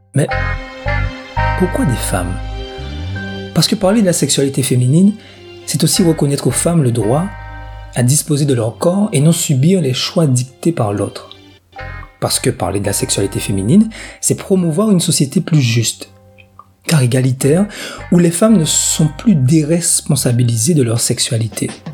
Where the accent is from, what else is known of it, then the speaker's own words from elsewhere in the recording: Guadeloupe; chez nous en Guadeloupe